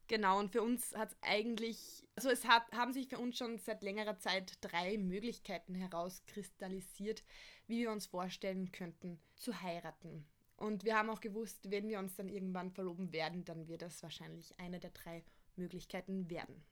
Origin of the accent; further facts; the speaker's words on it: Austria; bei uns in Österreich